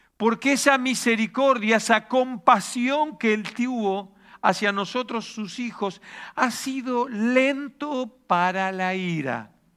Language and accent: Spanish; Argentina; also born or lived in Reus, Catalonia; now in Spain; en Argentina vivimos de crisis en crisis